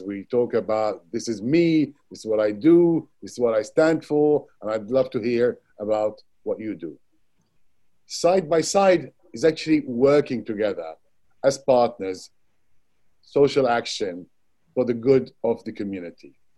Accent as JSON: {"language": "English", "town": "Baghdad", "region": "Baghdad Governorate", "country": "Iraq", "tie": "born or raised there", "moved": "yes", "lives_now": "United Kingdom", "said": "I was born in Baghdad, Iraq, and spent my childhood there."}